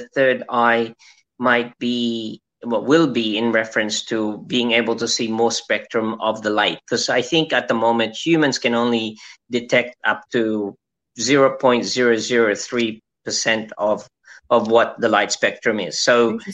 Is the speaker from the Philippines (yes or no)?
yes; Philippines; as a Filipino citizen